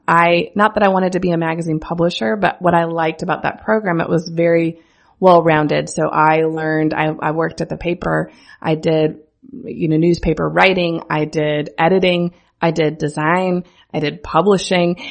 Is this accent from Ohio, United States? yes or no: no; central Missouri, United States; I am from central Missouri. I grew up on a farm an hour east of Kansas City